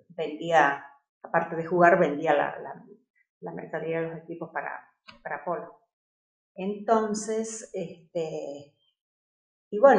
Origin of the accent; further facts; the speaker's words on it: Costa Rica; also born or lived in Buenos Aires, Argentina; yo crecí aquí en Costa Rica y cómo, es, eh, cómo ha sido mi vida estos últimos 31 años